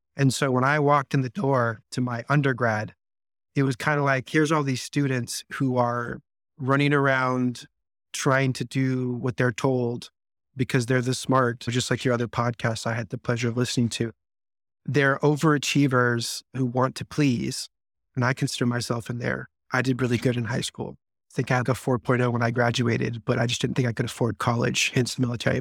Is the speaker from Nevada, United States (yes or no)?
yes; Las Vegas, Nevada, United States; I grew up in Las Vegas, Nevada